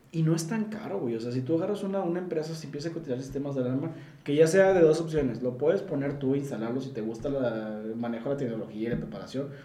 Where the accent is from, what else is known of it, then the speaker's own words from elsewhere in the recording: Mexico; yo como, como ciudadano mexicano